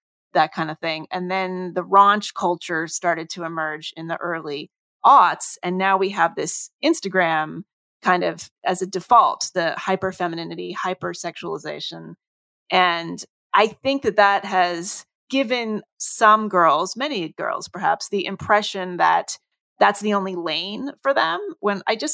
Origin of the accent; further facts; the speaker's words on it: New Jersey, United States; I grew up mainly in New Jersey, in suburban New Jersey